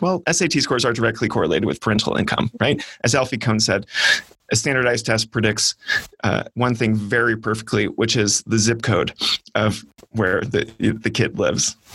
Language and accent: English; California, United States; growing up in California public schools